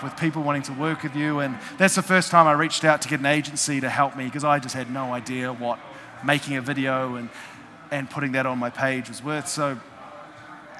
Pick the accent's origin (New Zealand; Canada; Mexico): New Zealand; I'm from New Zealand.